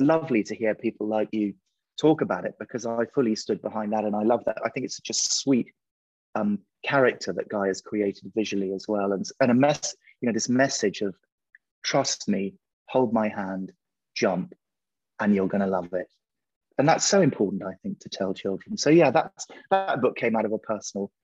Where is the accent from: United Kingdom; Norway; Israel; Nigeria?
United Kingdom; England; I'm English. I'm a picture book author.